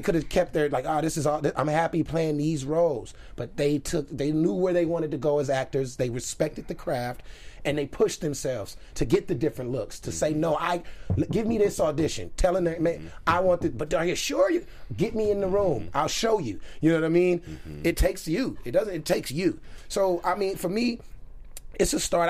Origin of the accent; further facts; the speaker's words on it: Los Angeles, California, United States; born and raised in South Central Los Angeles